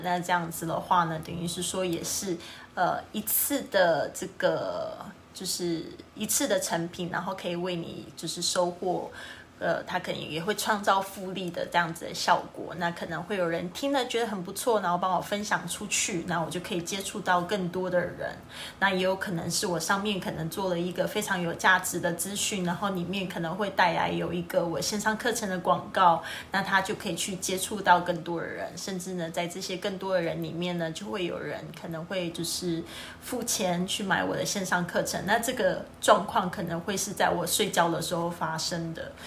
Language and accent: Chinese; Kaohsiung, Taiwan; 我的家乡，这是高雄，美丽的高雄